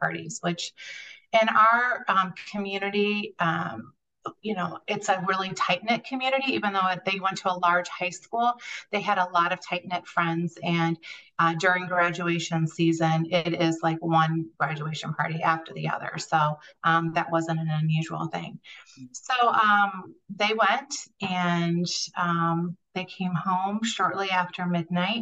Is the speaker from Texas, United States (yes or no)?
no; Northern Indiana, United States; I am from Northern Indiana